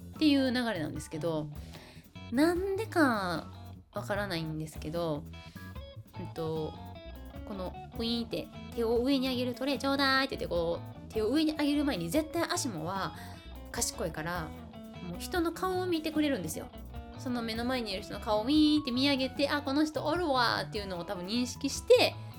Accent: Kansai, Japan; 私関西育ちのはぐれ役者

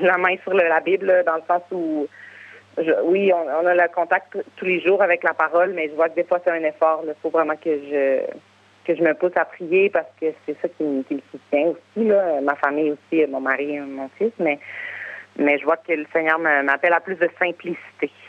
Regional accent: Quebec City, Quebec, Canada; moved away as an adult; j'ai grandi à Québec, j'ai vécu à Québec, j'ai plusieurs amis, j'ai une communauté, j'ai ma famille

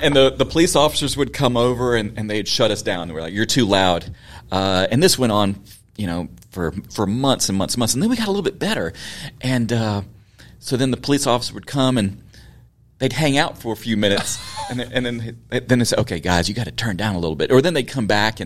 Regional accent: Memphis, Tennessee, United States; Yes, born and raised. Grew up just around the corner from here in Midtown.

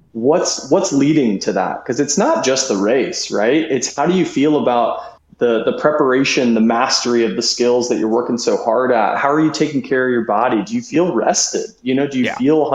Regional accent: Georgia, United States; moved away as an adult; also born or lived in Alabama / Mississippi / Bay Area, California; now in Auburn, Alabama, United States; I'm originally from Georgia, spent a lot of time in the quote unquote deep south of Alabama and Mississippi

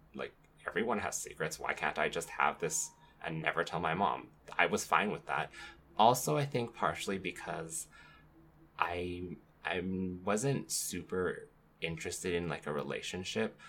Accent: Canada; life growing up in Canada

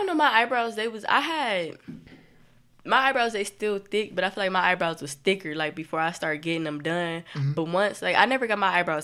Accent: Toledo, Ohio, United States; I don't feel like I'm from Toledo

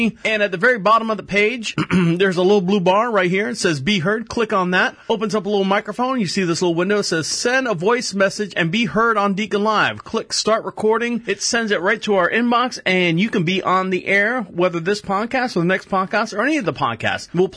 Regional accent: Central Florida, United States; Born and raised in Central Florida

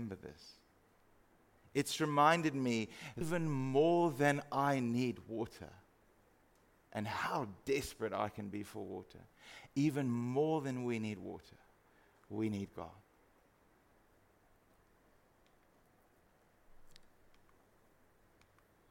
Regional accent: Free State, South Africa; moved away; I grew up in the Free State

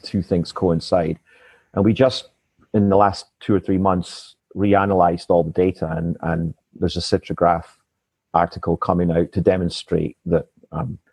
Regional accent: east side of Scotland, United Kingdom; this is the street I grew up in. Wow. Until I was 9 years

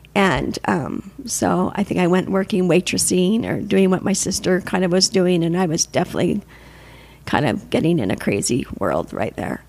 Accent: Salt Lake City, Utah, United States; also born or lived in Provo, Utah; I'm from here, from Salt Lake. I was born in Provo, but I've lived my whole life in Salt Lake.

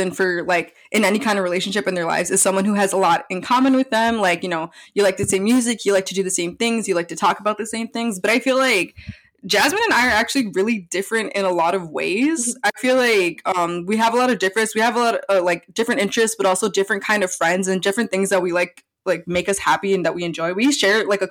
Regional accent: Milwaukee, Wisconsin, United States; We were both born and raised in Milwaukee, Wisconsin.

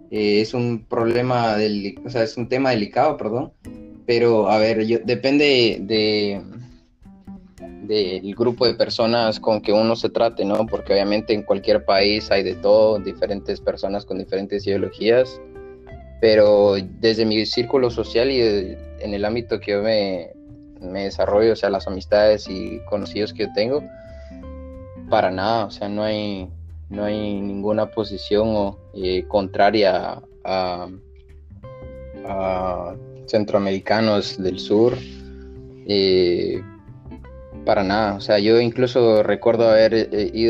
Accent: Guatemala; Pues no, curiosamente, eh, si necesitamos los guatemaltecos visa.

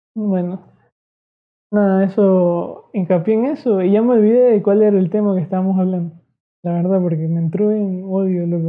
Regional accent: Ecuadorian coast, Ecuador; solo somos aquí costeños

